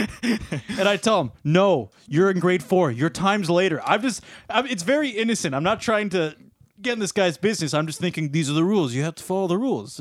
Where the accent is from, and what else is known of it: Sarnia, Ontario, Canada; born or raised there